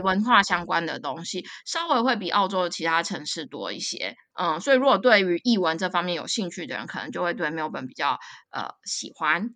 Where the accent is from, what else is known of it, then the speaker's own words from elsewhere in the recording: Taipei, Taiwan; moved away as an adult; now in Melbourne, Australia; 我从小就住在台北，步调非常快的，的地方